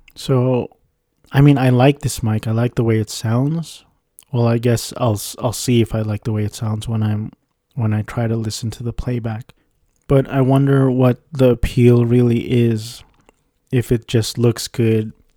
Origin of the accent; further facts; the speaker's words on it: Orange County, California, United States; I was raised in Orange County, California